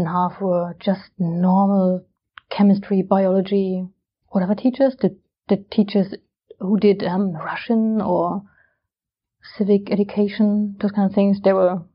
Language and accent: English; Germany; born or raised there; moved away as an adult; now in London, United Kingdom